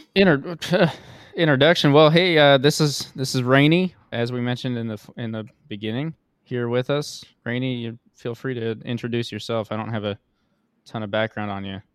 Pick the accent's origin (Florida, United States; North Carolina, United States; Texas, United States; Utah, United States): Utah, United States; also born or lived in Washington; We're both from Utah, so Wyoming feels more, more close to home